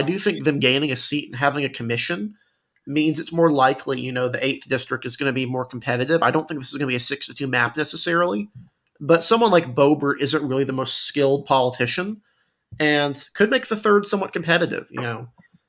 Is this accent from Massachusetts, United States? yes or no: no; North Carolina, United States; I could talk about North Carolina for a while. It's my home state.